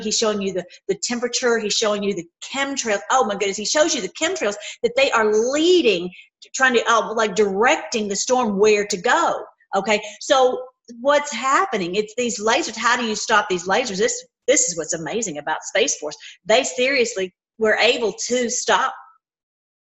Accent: Tennessee, United States; moved away; I was from Tennessee. Like, I got to get back home. I got to get back to Tennessee. Even as a kid

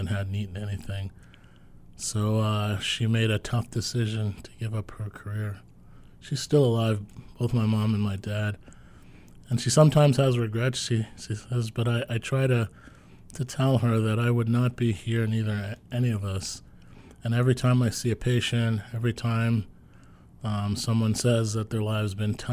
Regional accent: New York City, New York, United States; I grew up in the Flatbush section of Brooklyn

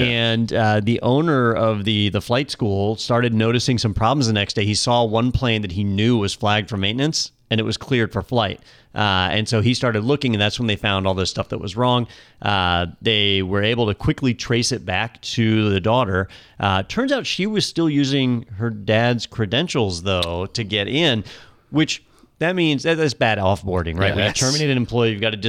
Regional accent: Florida, United States; We're from Florida.

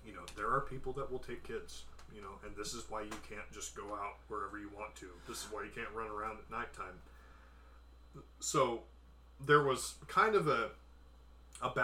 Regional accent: Portland, Oregon, United States; also born or lived in Canby, Oregon; I grew up in Portland, Oregon, along the I-5 corridor

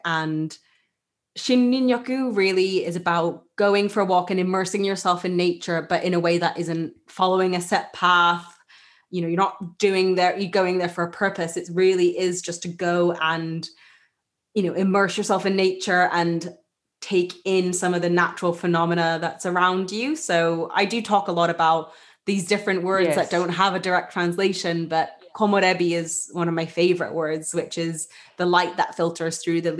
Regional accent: Japan; Muji is a brand that I grew up with in Japan.

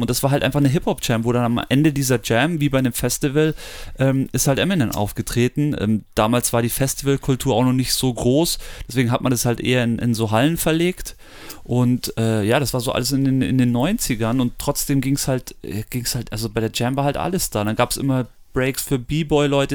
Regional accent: Munich, Bavaria, Germany; wir sind aus München oder um München rum.

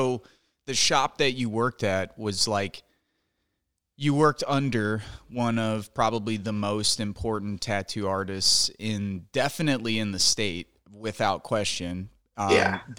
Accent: Northwest Indiana, United States; we're both from Northwest Indiana

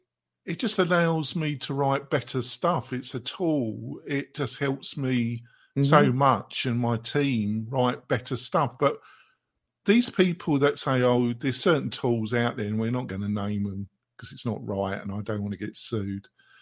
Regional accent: England, United Kingdom; Sorry, I do this hopefully because I'm English. I like my quick one-liners.

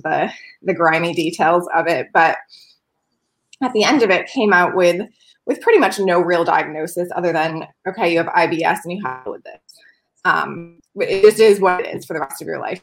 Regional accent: New York, United States; moved away as an adult; also born or lived in Los Angeles; i grew up on a dairy farm in a dairy town in the middle of nowhere in new york state

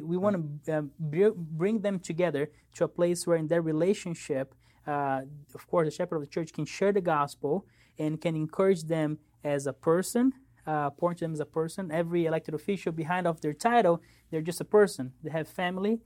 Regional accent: São Paulo, Brazil; moved away; I grew up in Brazil, São Paulo, Brazil.

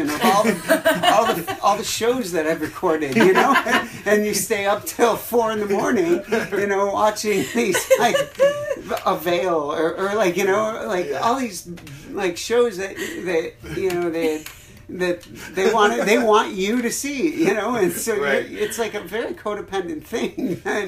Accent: Arlington Heights, Illinois, United States; also born or lived in Wheeling, Illinois; I grew up in Wheeling and Arlington Heights, like northwest suburbs

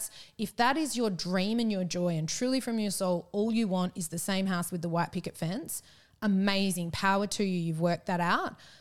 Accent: Perth, Western Australia, Australia; moved away as an adult; also born or lived in Melbourne / Japan / Yallingup; we're from Perth originally, we're in Melbourne for Roger's work

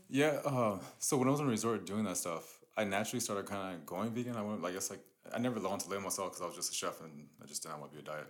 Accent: Riverside, California, United States; also born or lived in East Los Angeles; I was born in uh, East LA, and we moved to Riverside. I think I was like seven, eight around that time.

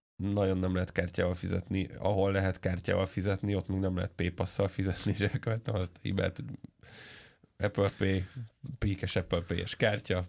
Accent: Hungary

